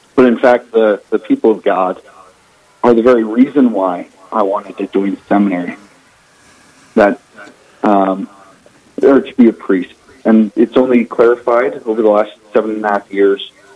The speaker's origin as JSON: {"language": "English", "town": "Torrington", "region": "Wyoming", "country": "United States", "tie": "born or raised there", "moved": "as an adult", "said": "I grew up originally in Torrington, Wyoming, all the way south, uh, north of Cheyenne, right by Nebraska, little farm community."}